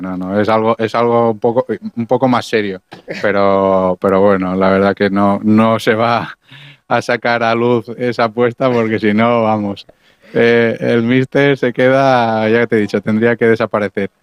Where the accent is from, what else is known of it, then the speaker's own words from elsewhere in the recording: Mallorca, Balearic Islands, Spain; siendo mallorquín de la casa